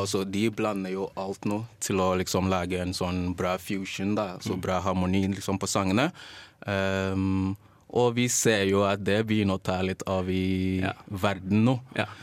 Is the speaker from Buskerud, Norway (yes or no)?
no; Trondheim, Trøndelag, Norway; now in Oslo, Norway; vi er også fra Trondheim, begge